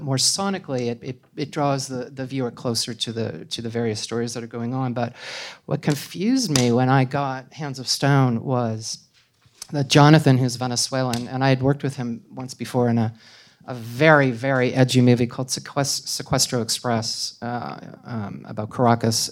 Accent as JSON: {"language": "English", "country": "Canada", "said": "I'm Canadian, so that's, you know, it's another thing. I mean, I come from a culture that is similar to American culture but is not American culture."}